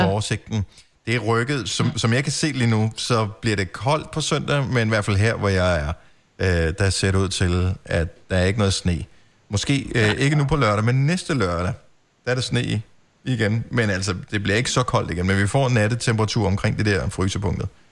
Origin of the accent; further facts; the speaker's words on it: Denmark; som dansker